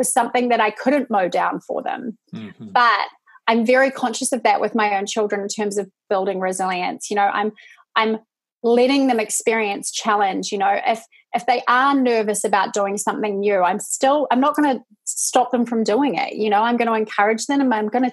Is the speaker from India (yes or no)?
no; New Zealand; moved away as an adult; now in United States; I'm from New Zealand. I'm not Australian.